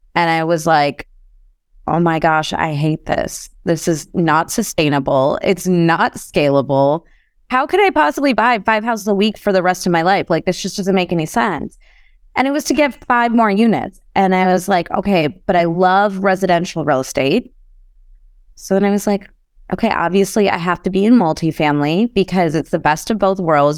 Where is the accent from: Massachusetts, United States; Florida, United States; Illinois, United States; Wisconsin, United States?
Illinois, United States; Chicago; I grew up in Chicago